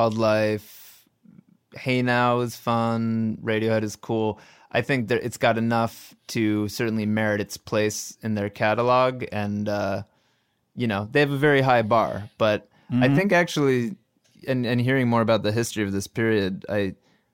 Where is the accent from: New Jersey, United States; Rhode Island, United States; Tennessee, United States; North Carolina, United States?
New Jersey, United States; I'm from New Jersey